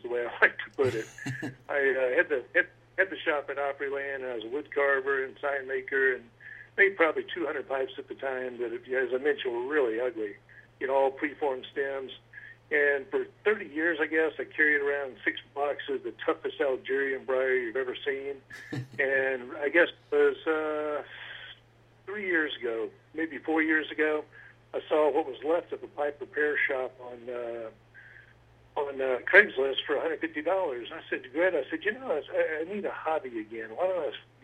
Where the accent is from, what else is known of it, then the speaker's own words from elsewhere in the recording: Memphis, Tennessee, United States; moved away as an adult; also born or lived in Nashville, Tennessee; I grew up in Memphis for about 25 years, and then went over to Nashville for the next 25